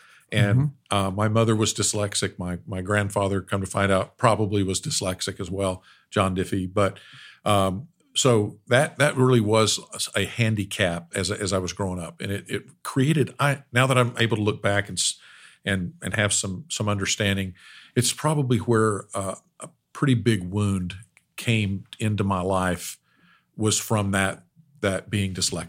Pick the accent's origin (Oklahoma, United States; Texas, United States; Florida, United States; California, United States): Oklahoma, United States; Ada; I grew up in Ada, Oklahoma. my grandfather moved from Little Rock, Arkansas in 1952, moved to Bethany, Oklahoma